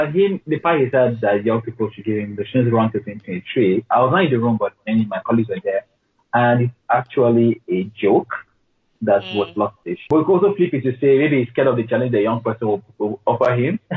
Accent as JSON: {"language": "English", "region": "Borno", "country": "Nigeria", "said": "It's called it's Bura, Bora, B-U-R-A, and Niger, it's Borno State."}